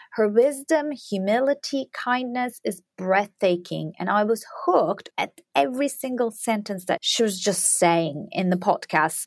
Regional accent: Turkey; moved away; I'm from Turkey

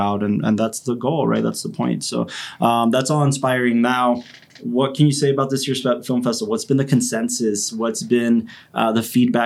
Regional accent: El Paso, Texas, United States; we're from El Paso

